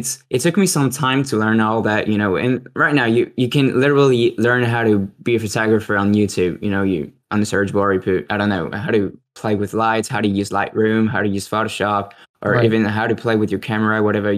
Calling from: France

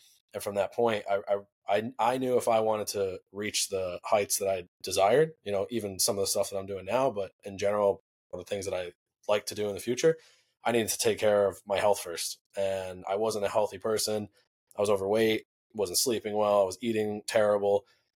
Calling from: New York, United States; right now I'm in New York and just hanging out with the family, ending the holidays

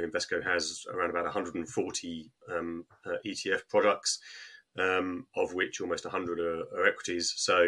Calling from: Harpenden, East of England, United Kingdom; Just outside of London, Harpenden.

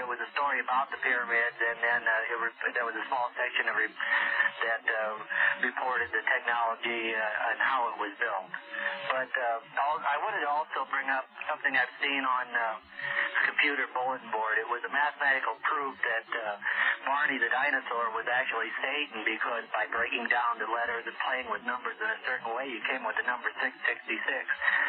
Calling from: Sparks, Nevada, United States; I live in Sparks.

